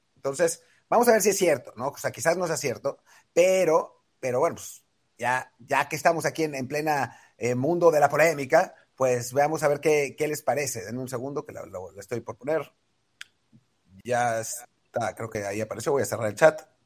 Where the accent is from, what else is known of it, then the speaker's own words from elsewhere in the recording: Mexico; soy mexicano